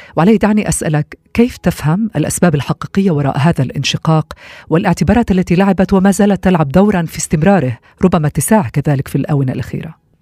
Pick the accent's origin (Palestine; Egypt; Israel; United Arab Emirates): Israel